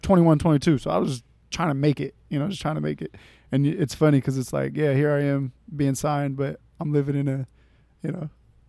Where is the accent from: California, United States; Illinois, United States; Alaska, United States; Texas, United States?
California, United States; Sacramento; So I'm born and raised in Sacramento. Mm-hmm. Love Sac. You know, I'm here. Grew up in the North area. Gardenland, specifically, a lot of people know about it. Northgate, Northgate Boulevard over there.